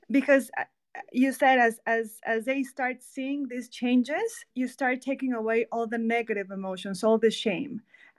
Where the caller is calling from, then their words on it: Mexico; I am listening from Mexico.